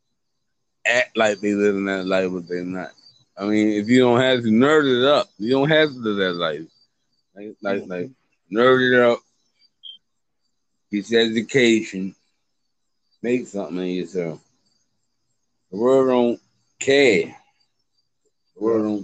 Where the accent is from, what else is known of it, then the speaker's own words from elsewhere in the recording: United States; I'm from America. I've been out here. I've been out here all my life